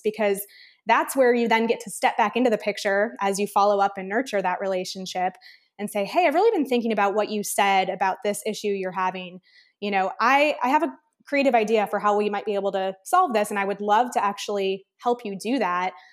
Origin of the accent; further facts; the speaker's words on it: Midwest, United States; grew up in the Midwest, Big Ten